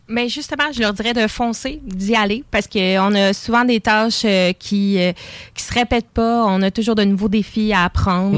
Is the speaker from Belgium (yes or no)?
no; Lévis, Quebec, Canada; J'habite Lévis, je suis née à Lévis.